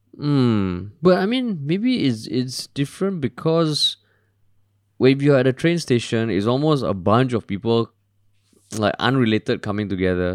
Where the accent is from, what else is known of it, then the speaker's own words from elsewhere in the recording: Singapore; I'm Singaporean at heart